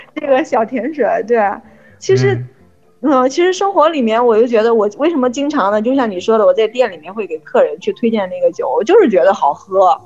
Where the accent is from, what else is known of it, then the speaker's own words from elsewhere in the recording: China; now in France; 我们中国人喝酒的习惯啊，还是就是吃着饭喝酒